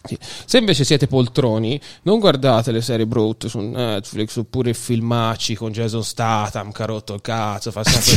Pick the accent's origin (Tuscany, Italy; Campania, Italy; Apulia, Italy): Tuscany, Italy; Viareggio; born or raised there